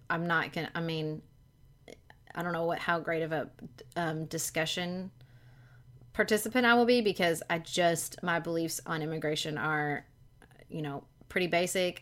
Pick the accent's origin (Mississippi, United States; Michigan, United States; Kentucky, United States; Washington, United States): Kentucky, United States; I am a ninth generation Kentuckian, okay? So that's how long, they've just been in Kentucky